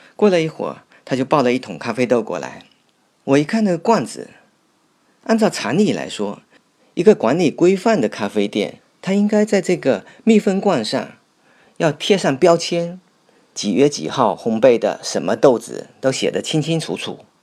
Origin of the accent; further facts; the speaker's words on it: Fuzhou, Fujian, China; 我从小就是在这里长大的